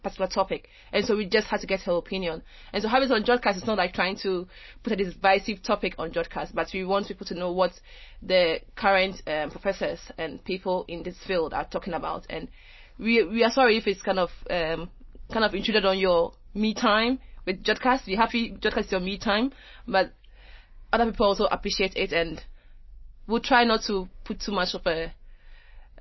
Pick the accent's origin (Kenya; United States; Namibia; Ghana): Ghana; now in United Kingdom; as being a Ghanaian in the UK and being a woman